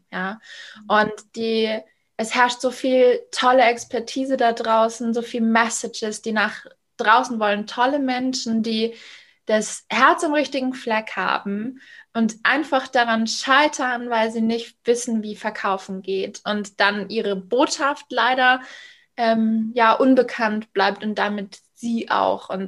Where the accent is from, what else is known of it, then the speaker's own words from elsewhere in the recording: Munich suburbs, Bavaria, Germany; ich bin 34, ich komme aus dem Münchner Speckgürtel